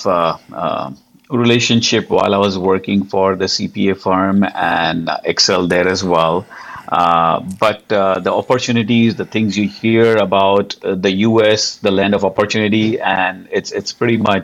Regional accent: Mumbai, Maharashtra, India; moved away as an adult; now in United States; I'm originally from Mumbai, India, the hustling and bustling town.

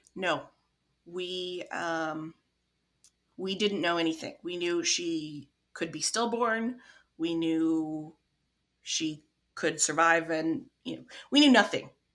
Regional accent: Midwest, United States; accent: non-accent; I'm from the Midwest, so I have the non-accent accent.

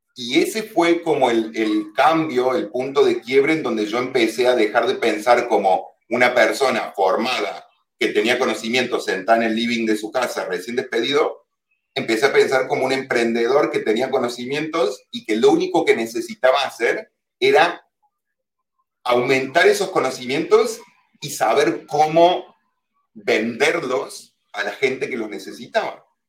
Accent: Córdoba, Argentina; moved away as an adult; also born or lived in Buenos Aires, Argentina / Germany; now in Mallorca, Spain; yo soy argentino, obviamente soy de Córdoba, Córdoba de la nueva Andalucía

